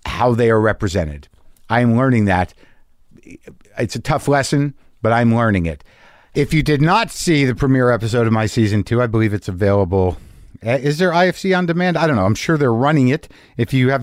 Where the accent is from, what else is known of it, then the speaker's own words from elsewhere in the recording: Albuquerque, New Mexico, United States; moved away; Albuquerque, New Mexico, my hometown